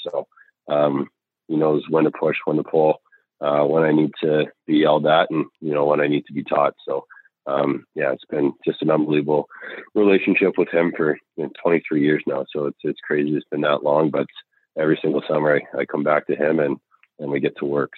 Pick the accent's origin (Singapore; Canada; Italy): Canada; Caledonia, Ontario; moved away; also born or lived in Huntsville, Alabama; I come from Caledonia. It's a really really small town, uh, hardworking parents